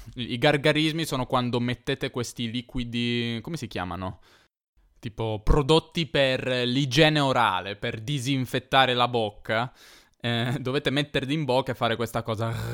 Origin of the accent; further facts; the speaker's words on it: Turin, Piedmont, Italy; io sono di Torino, che è una città in Piemonte